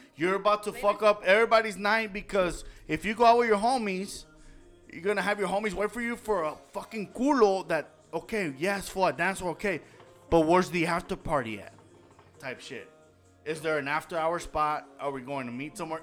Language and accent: English; Los Angeles, California, United States; moved away; I know my fucking shortcuts where I'm from, downtown